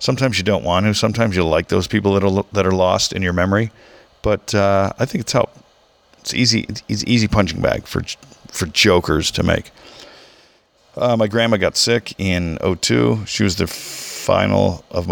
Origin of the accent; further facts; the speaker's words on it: Southern California, United States; also born or lived in Michigan; After we moved to Southern California